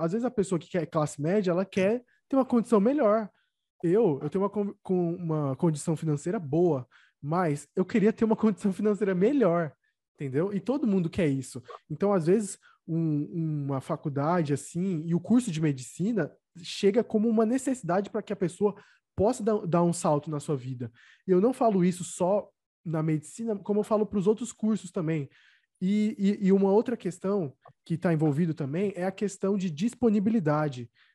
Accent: São Bernardo do Campo, São Paulo, Brazil; moved away; se eu ainda tivesse em São Bernardo, da minha terra

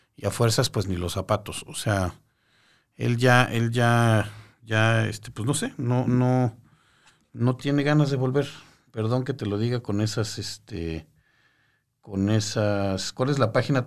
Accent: Mexico City, Mexico; Yo soy de la Ciudad de México, sí, yo aquí estoy en la Ciudad de México

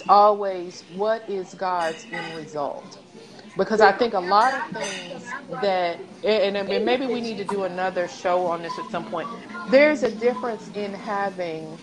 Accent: East Tennessee, United States; moved away; I'm from East Tennessee, right? So one of the things we do is go hiking. And it's like a school. So, yeah, our school field trips, we went like hiking off in the mountains

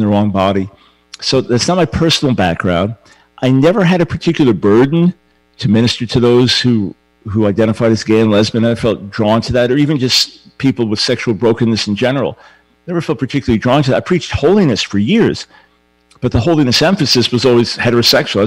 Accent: New York, United States; moved away; I'm a New Yorker at heart

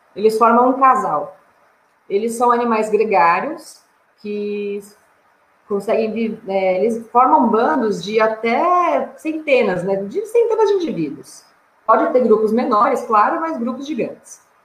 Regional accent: São Paulo, Brazil; eu sou de São Paulo

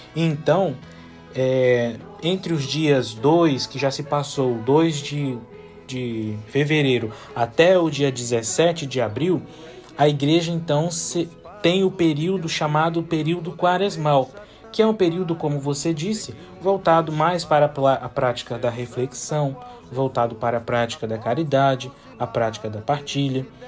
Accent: Linhares, Espírito Santo, Brazil; Eu sou natural de Linhares, pertenço à paróquia Santa Rita

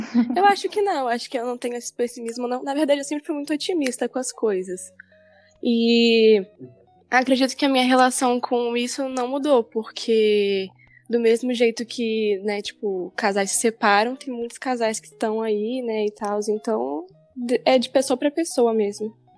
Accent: Vila Velha, Espírito Santo, Brazil; eu sou aqui de Vila Velha mesmo

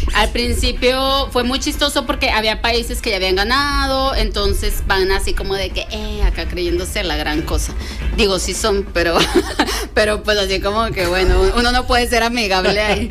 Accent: Mexico; como mexicanos

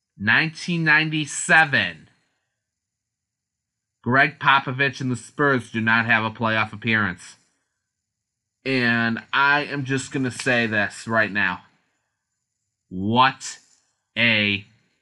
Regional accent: near Cleveland, Ohio, United States; being from Ohio, and growing up near Cleveland

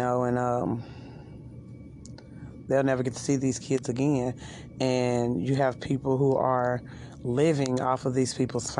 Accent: Louisville, Kentucky, United States; I'm from Louisville, Kentucky. You know, when we were kids here, things were different. Things are different here now as well

